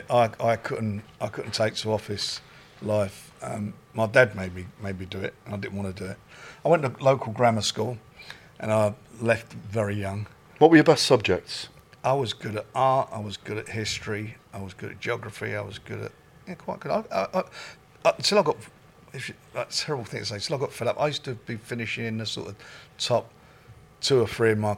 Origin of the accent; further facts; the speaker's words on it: Islington, London, United Kingdom; It was a tough area.